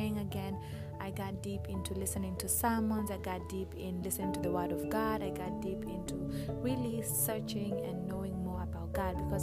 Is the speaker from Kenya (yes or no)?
yes; Kenya; I am Kenyan. I was born and raised in Kenya